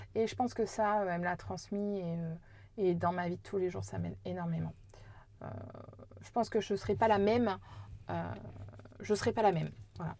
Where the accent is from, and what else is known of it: Corrèze, Nouvelle-Aquitaine, France